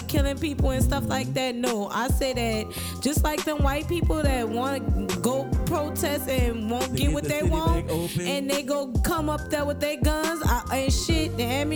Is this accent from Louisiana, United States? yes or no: yes; New Orleans, Louisiana, United States; I'm from the east side, New Orleans